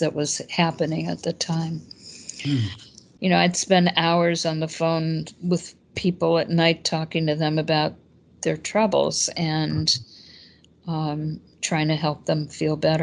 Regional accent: Chicago, Illinois, United States; moved away as an adult; also born or lived in Madison, Wisconsin; I was born and raised in Chicago.

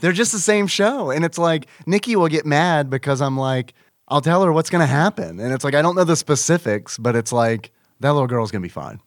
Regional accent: United States; I am American

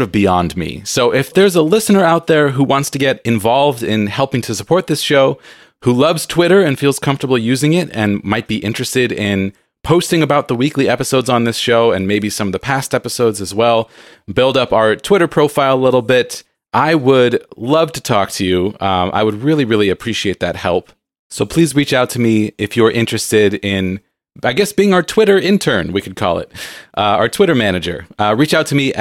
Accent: San Diego, California, United States; moved away as an adult; San Diego, which is my hometown

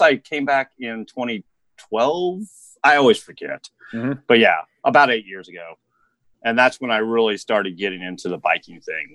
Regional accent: Indianapolis, Indiana, United States; moved away as an adult; also born or lived in Colorado; I grew up with an Indianapolis eh, address, but out in the country, basically.

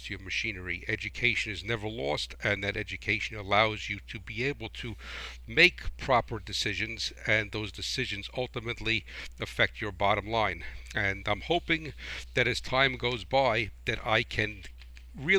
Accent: New Jersey, United States; I am from New Jersey

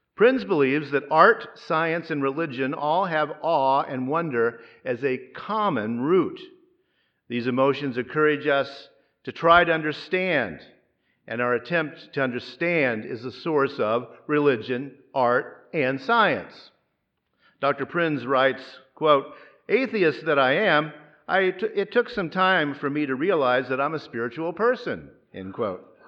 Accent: Mid-South, United States; moved away; also born or lived in Gulf Coast; I grew up in the Mid-South, where tornadoes are very common.

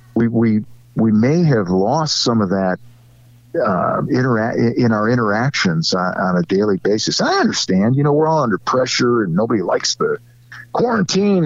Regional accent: Cleveland, Ohio, United States; I grew up in in Cleveland my entire life

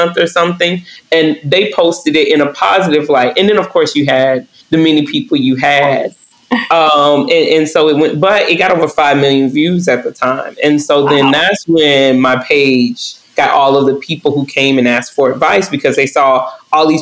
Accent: Northwest Georgia, United States; I'm from Northwest Georgia. Twerking is, we don't even really call it twerking. When I grew up, we called it booty shaking

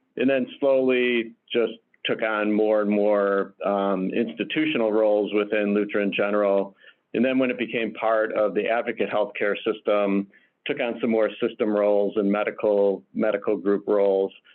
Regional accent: Detroit, Michigan, United States; moved away as an adult; now in Chicago, United States; I'm originally from Detroit, uh, now live locally here in the Chicagoland area

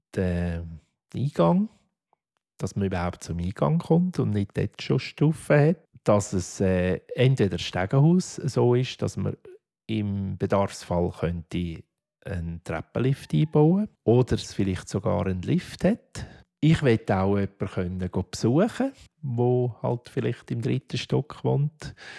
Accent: Affoltern am Albis, Zurich, Switzerland; Ich bin zuerst im Heim aufgewachsen, im Kinderspital in Affoltern am Albis bis 14 bin ich dort

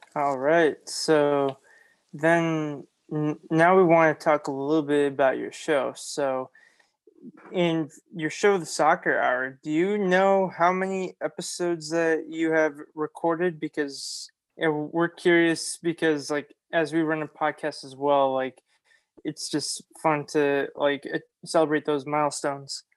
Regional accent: Oakland, California, United States; moved away as an adult; also born or lived in Davis, California / Jalisco, Mexico (family); now in San Diego, United States; I am from Oakland

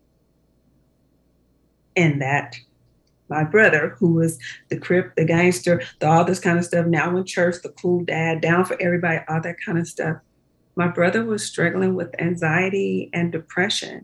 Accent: Compton, California, United States; We grew up in Compton

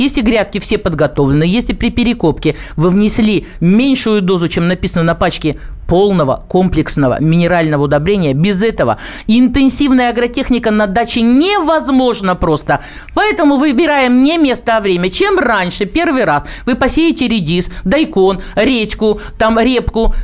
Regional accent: Krasnoyarsk, Siberia, Russia; now in Krasnoyarsk, Russia; Я вообще сибирячка, живу в городе Красноярске

